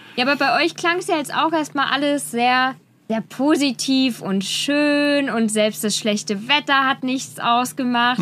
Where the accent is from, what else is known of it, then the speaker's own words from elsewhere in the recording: Germany; wir als Deutsche